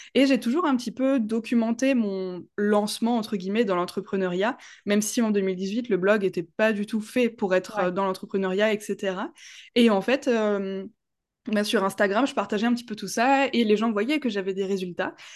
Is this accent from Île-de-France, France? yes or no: no; Strasbourg, Grand Est, France; j'ai vingt-huit ans, je viens de Strasbourg